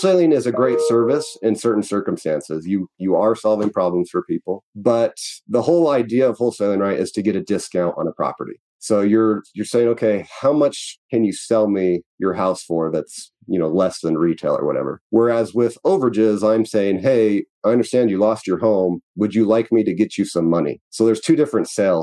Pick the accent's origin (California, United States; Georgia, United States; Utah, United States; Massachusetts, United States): Utah, United States; I am from Utah, so I'm about 30 minutes south of Salt Lake City